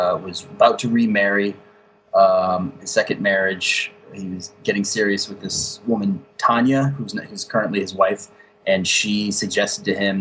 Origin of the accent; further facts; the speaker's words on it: Boston, Massachusetts, United States; moved away as an adult; also born or lived in Chicago / Eastern Europe / Russia / South Asia; now in Brooklyn, United States; I grew up in Boston, studied in New England and Chicago, and then I pretty much left the country for about 10 years